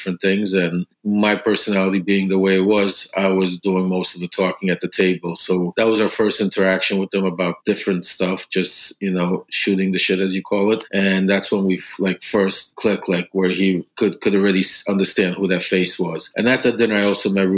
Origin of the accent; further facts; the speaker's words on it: New York City, New York, United States; also born or lived in Odesa, Ukraine / Florida; I immigrated here when I was 3 years old from, it was the ex-Soviet Union, from Ukraine, Odessa. I grew up in Brooklyn, New York